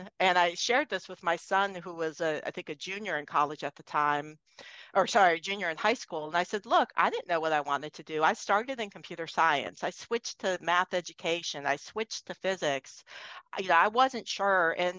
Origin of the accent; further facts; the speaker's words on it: East Coast, United States; I'm from the East Coast. So I was out in Boston.